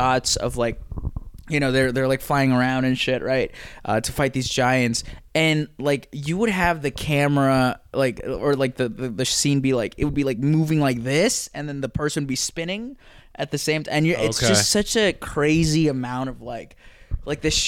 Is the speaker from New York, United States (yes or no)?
yes; New York, United States; I live in New York. You know, and I'm from New York